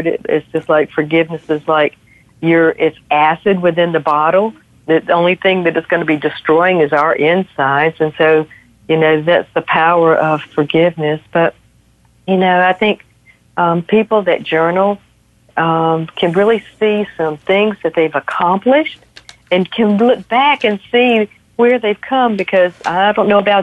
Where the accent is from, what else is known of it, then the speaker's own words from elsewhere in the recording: the South, United States; I'm from the South and we're huggers